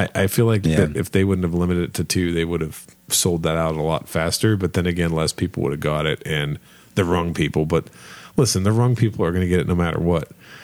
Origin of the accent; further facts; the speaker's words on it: Kentucky, United States; we're from Kentucky